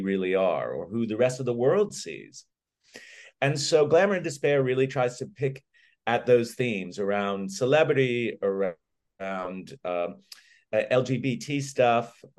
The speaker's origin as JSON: {"language": "English", "country": "United States", "moved": "as an adult", "lives_now": "London, United Kingdom", "said": "as an American expat"}